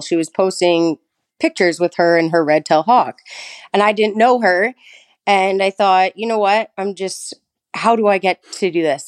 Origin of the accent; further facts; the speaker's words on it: Thunder Bay, Ontario, Canada; also born or lived in British Columbia; I was born and raised in Thunder Bay